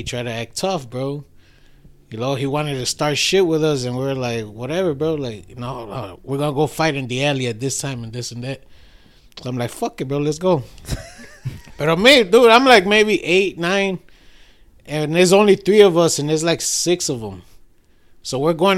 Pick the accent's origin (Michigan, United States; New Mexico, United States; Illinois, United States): Illinois, United States; Chicago; moved away as an adult; now in Cicero, United States; I grew up in Logan Square